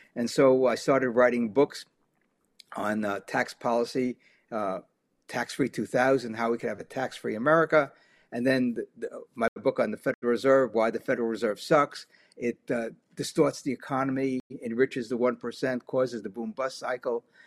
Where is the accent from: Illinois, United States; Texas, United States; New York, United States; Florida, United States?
New York, United States; New York City; also born or lived in Germany; growing up in New York City in the fifties and sixties, going through the New York City public schools